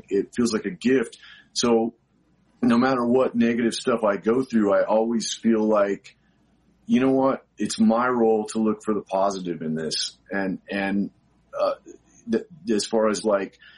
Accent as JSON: {"language": "English", "town": "Albuquerque", "region": "New Mexico", "country": "United States", "tie": "born or raised there", "said": "I grew up in Albuquerque, New Mexico"}